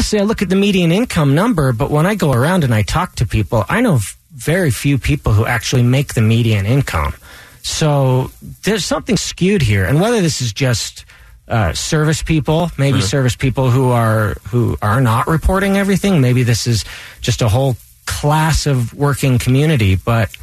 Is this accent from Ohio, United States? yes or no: no; West Jordan, Utah, United States; moved away as an adult; also born or lived in San Francisco, California / Salt Lake City, Utah; I grew up here in Utah, West Valley, West Jordan